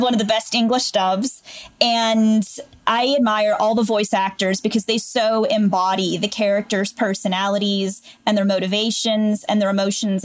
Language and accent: English; Canfield, Ohio, United States; also born or lived in Latrobe, Pennsylvania; I'm from Canfield, Ohio